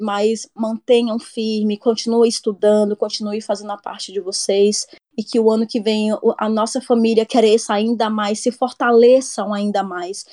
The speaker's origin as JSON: {"language": "Portuguese", "town": "Brasília", "region": "Federal District", "country": "Brazil", "tie": "born or raised there", "moved": "as an adult", "lives_now": "Gothenburg, Sweden", "said": "sou natural de Brasília, moro aqui na Suécia, na cidade de Gutemburgo"}